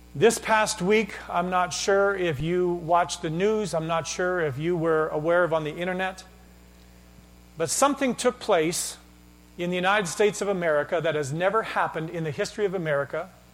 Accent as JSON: {"language": "English", "country": "Canada", "said": "I'm Canadian"}